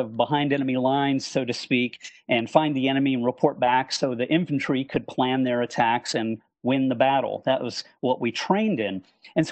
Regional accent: Hickory, North Carolina, United States; moved away as an adult; also born or lived in Montreal, Canada; now in Birmingham, United States; I grew up, at least from the fourth grade, in a small town in North Carolina in the foothills of the Appalachian Mountains, Hickory

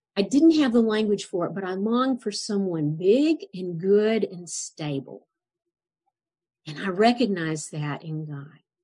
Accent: Little Rock, Arkansas, United States; also born or lived in Fort Bragg, North Carolina; now in Houston, United States; I was born and reared, as we would say around those parts, in Little Rock, Arkansas, except for two years a two year stint in the Army

